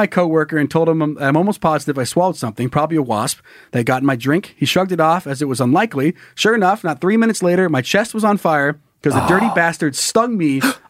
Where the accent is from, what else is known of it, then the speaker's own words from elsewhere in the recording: Wyoming, United States; I got back to my home state of Wyoming and got into my unit